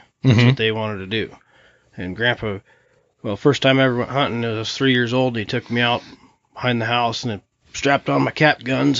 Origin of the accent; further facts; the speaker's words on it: Sandpoint, Idaho, United States; I was born and raised here in Sandpoint, Idaho